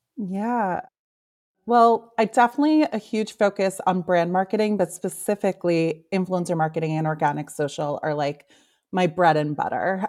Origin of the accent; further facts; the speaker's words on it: New York, United States; now in Los Angeles, United States; born and raised in New York, currently living